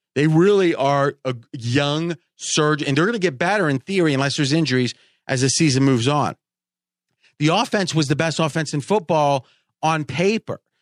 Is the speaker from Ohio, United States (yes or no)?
yes; Ohio, United States; when I was growing up in Ohio